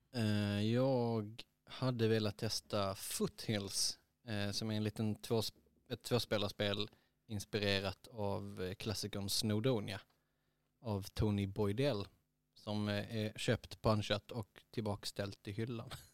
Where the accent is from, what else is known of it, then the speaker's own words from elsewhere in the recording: Eslöv, Skåne, Sweden; jag är uppvuxen i Eslöv